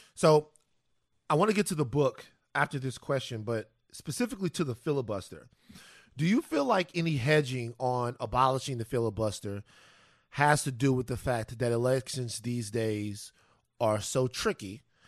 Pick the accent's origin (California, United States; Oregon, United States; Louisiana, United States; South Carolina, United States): Louisiana, United States; Baton Rouge; from South Baton Rouge, Louisiana